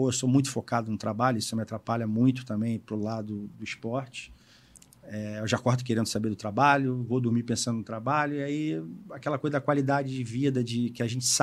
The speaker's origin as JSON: {"language": "Portuguese", "region": "Rio Grande do Sul", "country": "Brazil", "said": "Sou gaúcho, faço churrasco."}